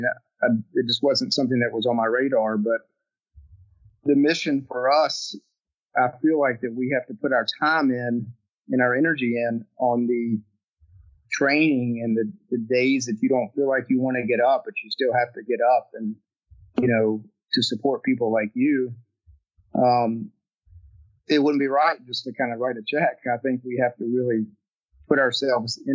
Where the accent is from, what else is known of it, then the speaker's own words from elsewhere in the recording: Hickory, North Carolina, United States; I'm from Hickory, North Carolina